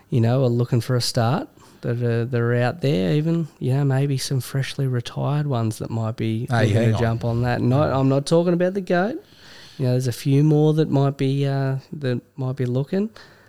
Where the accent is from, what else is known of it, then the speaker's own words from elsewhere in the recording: Australia; Obviously, Jordan Mulata's a bit of an interest for us as Aussie fans there.